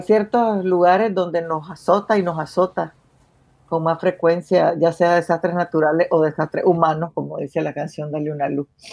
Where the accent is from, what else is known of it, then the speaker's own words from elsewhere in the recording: Managua, Nicaragua; moved away as an adult; now in Norway; como nicaragüense